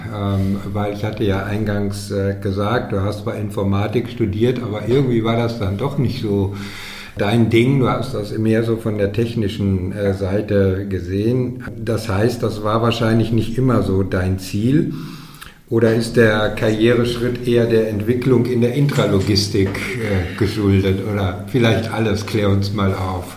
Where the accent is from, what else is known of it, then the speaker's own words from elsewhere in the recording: Dortmund, North Rhine-Westphalia, Germany; moved away; in meiner alten Heimat, in Dortmund